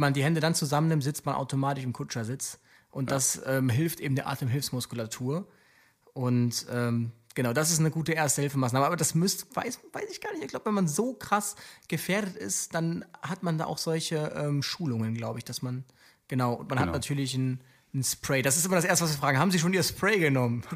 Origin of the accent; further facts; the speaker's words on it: Aachen, North Rhine-Westphalia, Germany; ich komme ja aus, aus Aachen und ich, dort bin ich auch lange Rettungsdienst gefahren